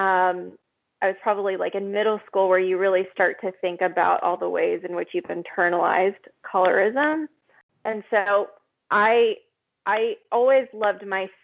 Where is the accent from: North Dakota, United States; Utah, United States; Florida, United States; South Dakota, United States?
Florida, United States; also born or lived in Mexico; Was born in Mexico, moved to Florida when I was a baby, and the community that I grew up